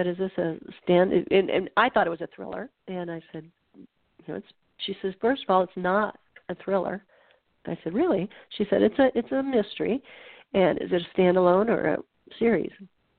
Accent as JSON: {"language": "English", "region": "Nebraska", "country": "United States", "said": "I'm not a conservationist because, you know, I'm from Nebraska."}